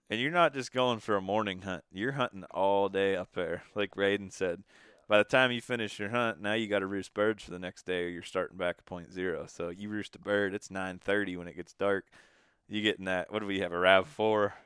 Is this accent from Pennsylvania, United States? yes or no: yes; Pennsylvania, United States; We're from Pennsylvania.